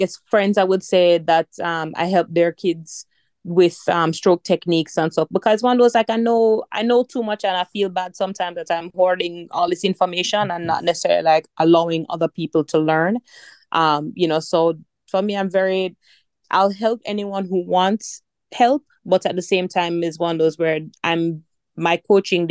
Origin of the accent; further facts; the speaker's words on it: Jamaica; I'm Jamaican